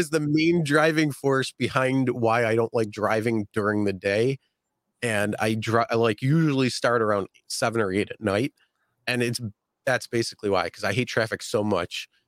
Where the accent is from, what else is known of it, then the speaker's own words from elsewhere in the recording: Buffalo, New York, United States; I'm from Buffalo.